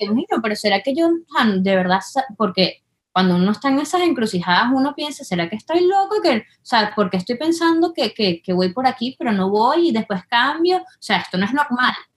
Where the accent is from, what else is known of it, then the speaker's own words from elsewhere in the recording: Venezuela; moved away; las dos somos venezolanas